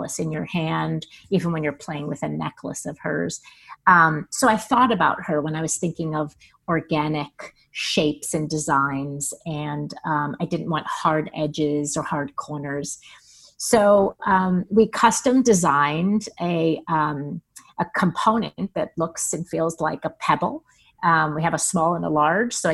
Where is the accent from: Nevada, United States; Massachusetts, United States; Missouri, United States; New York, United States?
New York, United States; moved away; growing up in New York, in the 80s and 90s